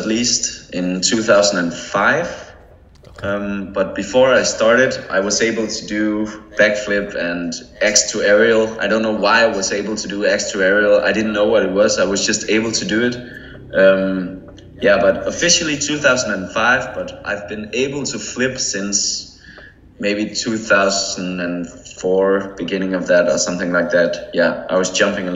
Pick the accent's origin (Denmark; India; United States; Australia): Denmark; I had a trampoline in my garden. Like that's common in Denmark